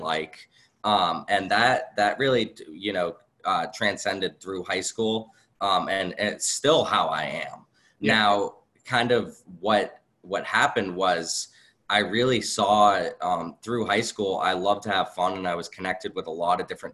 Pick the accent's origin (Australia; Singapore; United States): United States; Acton, Massachusetts; also born or lived in Boxborough, Massachusetts; I grew up in Acton, Boxborough, went to Acton, Boxborough